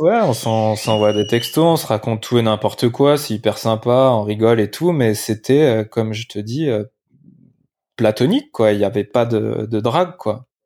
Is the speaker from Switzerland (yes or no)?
no; Limoges, Nouvelle-Aquitaine, France; now in Biarritz, France; je suis né à Limoges, donc je rentre à Limoges voir ma famille pour Noël.